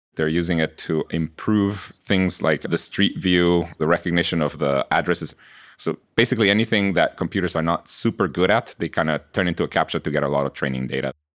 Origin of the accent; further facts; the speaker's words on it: Guatemala; English is a second language; moved away as an adult; now in United States; I was born in Guatemala, and I, I grew up there. And I came to college here in the U S